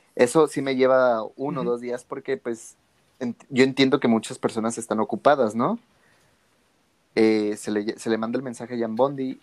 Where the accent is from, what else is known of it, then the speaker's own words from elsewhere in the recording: Guadalajara, Jalisco, Mexico; aquí en Guadalajara, de donde yo soy